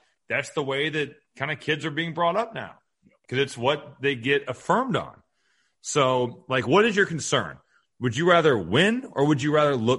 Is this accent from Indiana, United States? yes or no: yes; Indiana, United States; I'm from Indiana